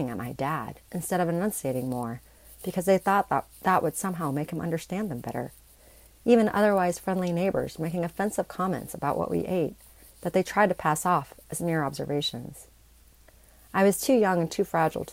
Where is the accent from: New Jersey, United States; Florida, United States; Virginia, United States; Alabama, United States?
Alabama, United States; also born or lived in Saigon, Vietnam; where and when I was growing up in Alabama